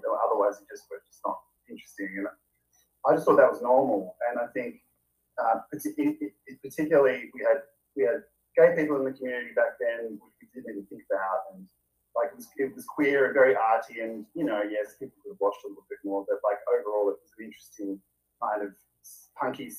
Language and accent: English; Hobart, Tasmania, Australia; moved away; also born or lived in Melbourne; I grew up in Hobart, it's a bogan place.